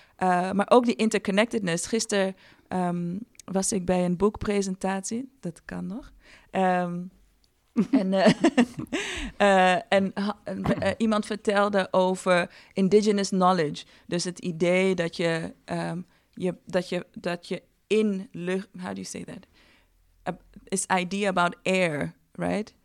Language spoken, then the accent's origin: Dutch; Ghana; moved away; ik ben eh, opgegroeid met eh, drie broers in Ghana. Ik ben in Ghana geboren.